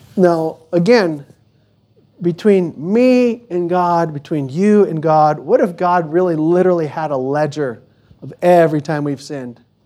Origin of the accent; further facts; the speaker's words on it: United States; we're American